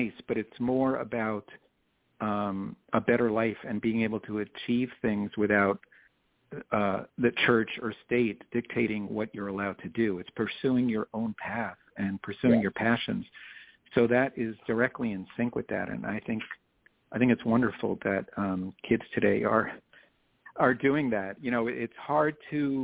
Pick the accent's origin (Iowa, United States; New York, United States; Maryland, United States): New York, United States; Long Island; now in Miami, United States; I grew up on Long Island